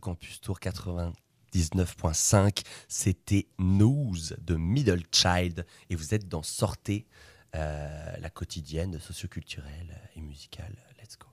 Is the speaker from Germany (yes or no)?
no; Le Mans, Pays de la Loire, France; je viens du Mans